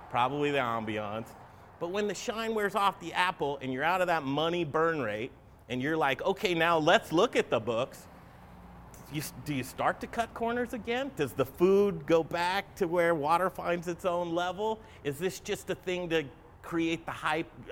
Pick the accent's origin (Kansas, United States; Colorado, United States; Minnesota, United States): Colorado, United States; Denver; I was born and raised in Colorado, in Denver.